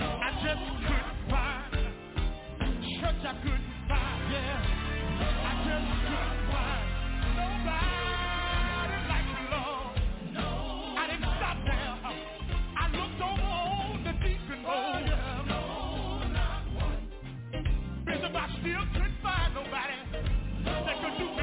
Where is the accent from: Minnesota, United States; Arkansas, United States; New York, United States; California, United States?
Arkansas, United States; Dumas; moved away; From a little town about 89 miles away from here called Dumas, Arkansas